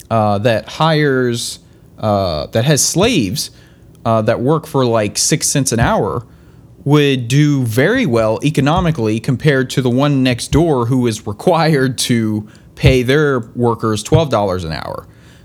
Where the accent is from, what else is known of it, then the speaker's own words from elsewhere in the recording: South Carolina, United States; I'm from South Carolina.